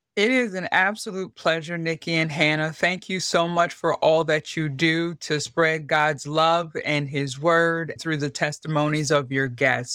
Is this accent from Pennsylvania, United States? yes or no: yes; York, Pennsylvania, United States; moved away as an adult; I grew up in York, Pennsylvania